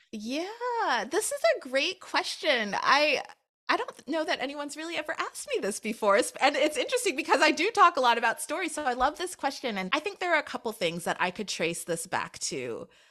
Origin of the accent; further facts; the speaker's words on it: Anchorage, Alaska, United States; I am the child of Jamaican immigrants, and I was born and raised in Anchorage, Alaska